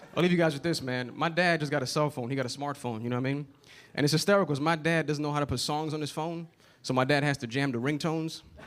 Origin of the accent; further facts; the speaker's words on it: New York City, New York, United States; I am from the Bronx, New York